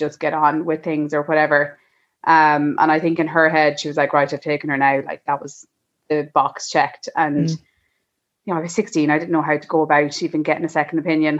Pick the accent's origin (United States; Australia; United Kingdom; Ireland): Ireland; Leinster; We are from Laois, and we have one little boy called Ollie